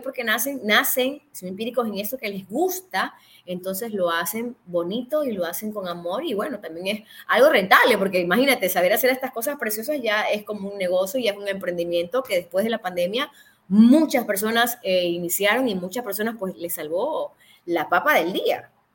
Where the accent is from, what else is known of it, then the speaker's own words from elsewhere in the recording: Ecuador; somos ecuatorianos